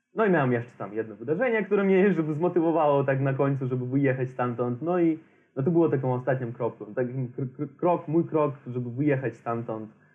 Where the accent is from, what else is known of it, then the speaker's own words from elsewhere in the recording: Transnistria, Moldova; Polish is a second language; moved away; ja pochodzę z Naddniestrza